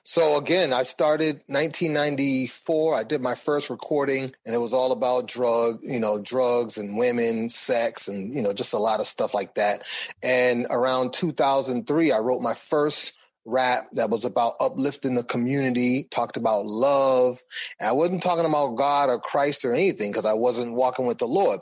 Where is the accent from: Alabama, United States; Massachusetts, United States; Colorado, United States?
Massachusetts, United States; Boston; I grew up in Boston.